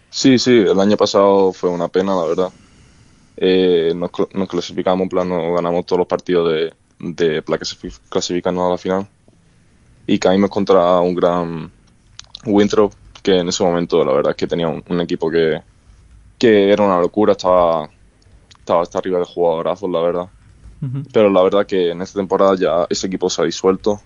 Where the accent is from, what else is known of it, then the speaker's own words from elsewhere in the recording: Málaga, Andalusia, Spain; now in United States; en mi, en mi ciudad de Málaga